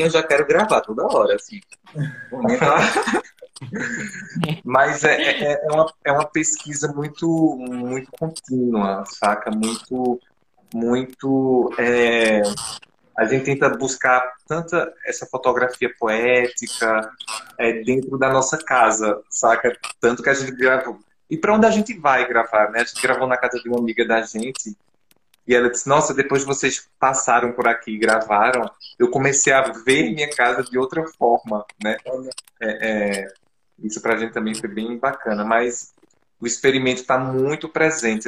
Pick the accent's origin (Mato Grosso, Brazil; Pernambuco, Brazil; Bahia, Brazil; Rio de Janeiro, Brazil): Pernambuco, Brazil; Arcoverde; Sou do interior de, de Arco Verde, sertão